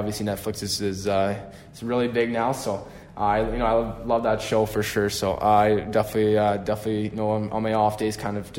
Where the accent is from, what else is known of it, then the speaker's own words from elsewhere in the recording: Canada; obviously I'm from Canada, so a lot of guys have been playing basketball recently